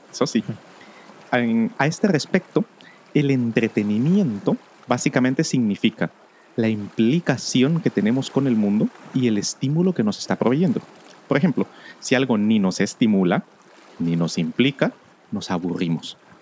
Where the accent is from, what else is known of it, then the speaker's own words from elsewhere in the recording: Guatemala; otra en mi país, en Guatemala